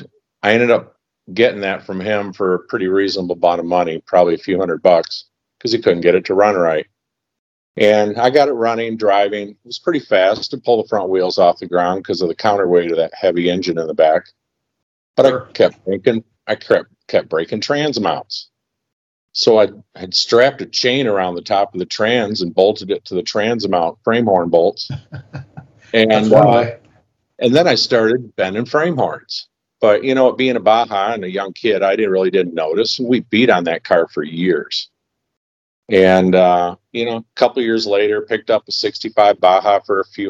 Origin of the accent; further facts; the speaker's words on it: Detroit, Michigan, United States; we had an old Lincoln Zephyr limousine in the backyard growing up in Detroit